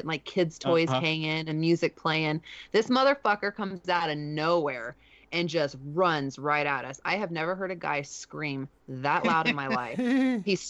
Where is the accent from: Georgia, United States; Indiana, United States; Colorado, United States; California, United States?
Colorado, United States; Denver; moved away; so I'm from Denver